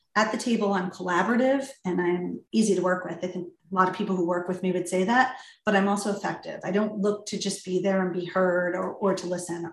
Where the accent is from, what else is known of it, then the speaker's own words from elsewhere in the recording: Ridgewood, New Jersey, United States; moved away as an adult; I was born in Ridgewood, raised in Ridgewood, uh, and moved back here to raise my own family